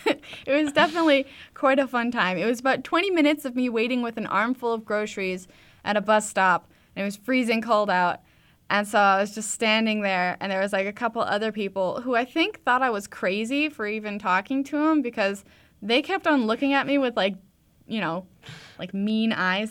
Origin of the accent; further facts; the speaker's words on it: Edmonton, Alberta, Canada; I'm from Edmonton area